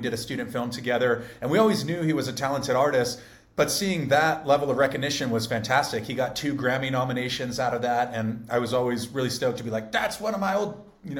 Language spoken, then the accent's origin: English; San Diego, California, United States; also born or lived in Malibu; I'm from San Diego, born and raised. I've lived in Malibu for a period of time